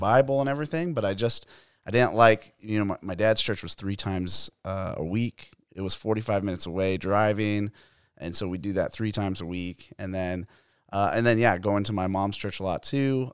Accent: Phoenix, Arizona, United States; I grew up in Arizona. I grew up in East Phoenix, Arcadia area

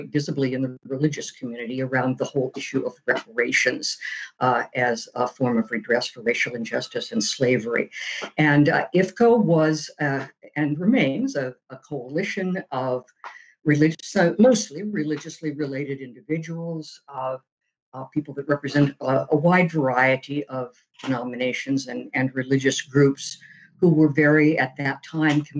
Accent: Phoenix, Arizona, United States; moved away as an adult; also born or lived in New York City; I came from Phoenix, Arizona

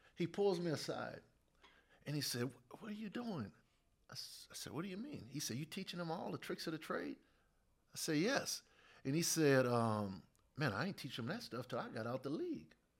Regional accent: New Orleans, Louisiana, United States; I grew up in New Orleans

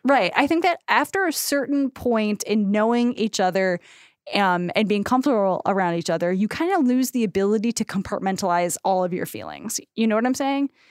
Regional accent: United States; as American women

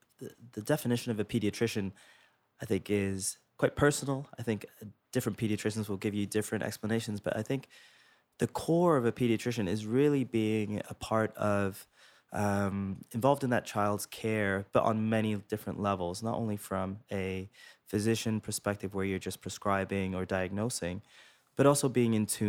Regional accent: Toronto, Ontario, Canada; moved away as an adult; also born or lived in England; So for me, I was born in England, actually. I come from Sri Lankan heritage, but born in England and moved to Toronto in early grade 9. From there, did most of my education in Toronto

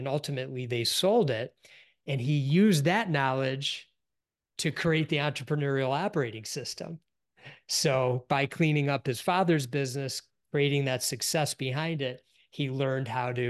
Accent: Detroit, Michigan, United States; Yep, I grew up in the Detroit area.

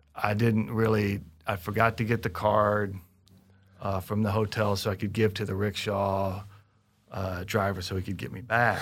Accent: Kansas City, Missouri, United States; Kansas City that's my hometown

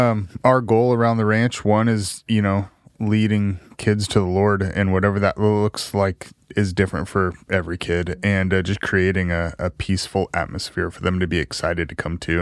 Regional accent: Salem, Oregon, United States; South Salem High School

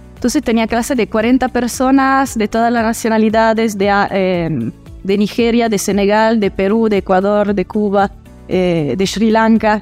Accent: Italy; moved away as an adult; also born or lived in El Salvador; now in Salta, Argentina; yo nací y crecí en Italia

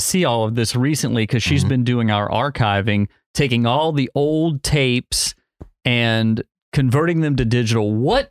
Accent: New Iberia, Louisiana, United States; Because it showed on KATC, and I grew up in New Iberia, and so it aired on KATC.

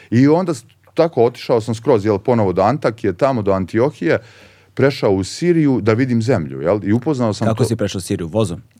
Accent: Požega, Zlatibor District, Serbia; moved away; also born or lived in Belgrade; dok sam živeo kao klinac u Požegi

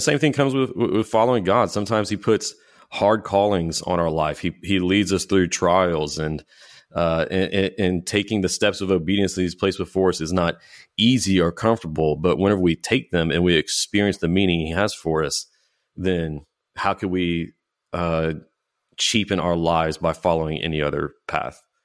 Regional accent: United States; American Christians

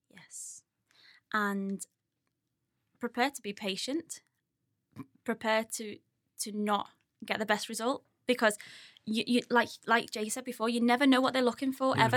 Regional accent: Skelmersdale, North West England, United Kingdom; also born or lived in Ormskirk; I grew up on, um, New Church Farm with my parents, not far down the road from Mike

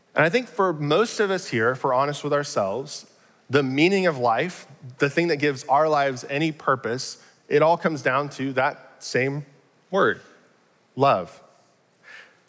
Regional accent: Arlington, Texas, United States; I'm from Arlington, grew up here

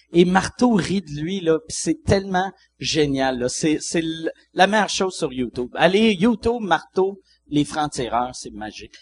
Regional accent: Quebec City, Quebec, Canada; je viens de Québec

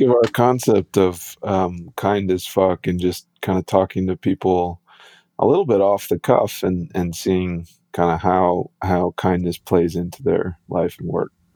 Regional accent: Midwest, United States; moved away; I grew up in the in the Midwest

